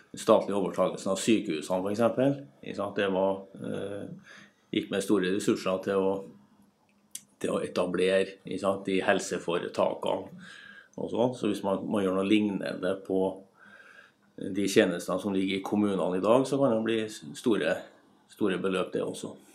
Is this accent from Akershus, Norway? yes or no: no; Trondheim, Trøndelag, Norway; der jeg kommer fra, Trondheim